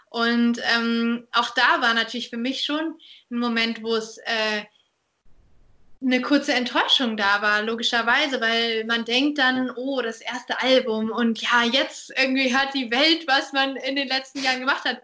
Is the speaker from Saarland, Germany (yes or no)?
yes; Saarbrücken, Saarland, Germany; ja. in Saarbrücken.